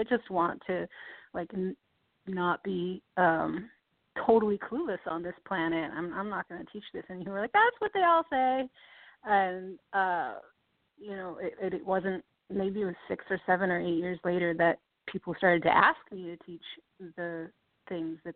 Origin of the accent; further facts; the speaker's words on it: East Coast, United States; also born or lived in New York City; I grew up on the East Coast